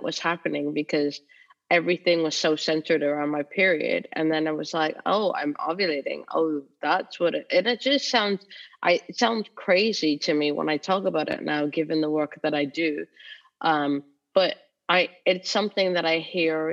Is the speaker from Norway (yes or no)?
no; Canada; moved away as an adult; now in United Kingdom; I've lived in the UK for almost 20 years now, but I grew up in Canada